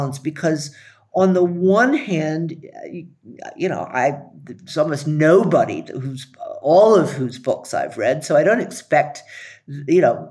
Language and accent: English; the South, United States; also born or lived in Howard County, Maryland; when I was a kid growing up in the South